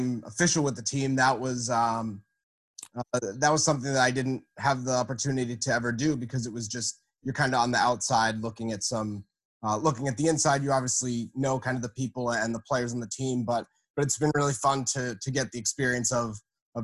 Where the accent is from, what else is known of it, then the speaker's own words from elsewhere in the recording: New England, United States; for really as long as I can remember growing up as a kid around here